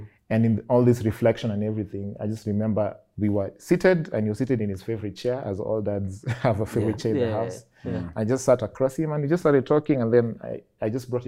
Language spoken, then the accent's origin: English; Nairobi, Kenya; I grew up in Kariobangi South